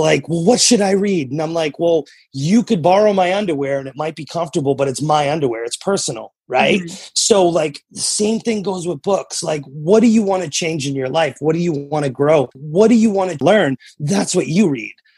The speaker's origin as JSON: {"language": "English", "region": "New Hampshire", "country": "United States", "tie": "born or raised there", "also_born_or_lived": "Massachusetts", "moved": "yes", "lives_now": "Oklahoma, United States", "said": "I'm from New England originally. I grew up in New Hampshire. I was born in Massachusetts and I, I live in Oklahoma now"}